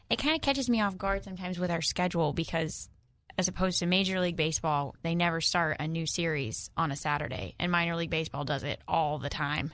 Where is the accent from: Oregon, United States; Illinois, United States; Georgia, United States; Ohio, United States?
Illinois, United States; Central; now in Arkansas, United States; I'm from Illinois